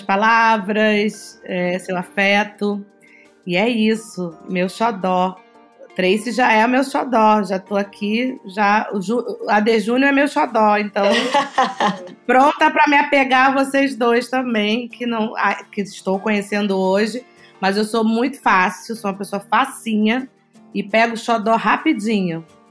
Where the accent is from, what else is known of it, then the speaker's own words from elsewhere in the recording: Bahia, Brazil; also born or lived in Rio de Janeiro; eu sou carioca, nascida no Rio de Janeiro e, e fui criada na Bahia por pais